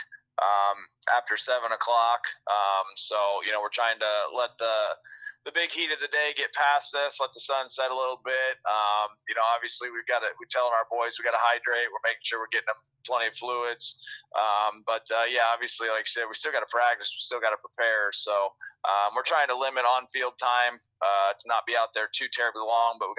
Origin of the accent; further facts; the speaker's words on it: New Sharon, Iowa, United States; I'm from New Sharon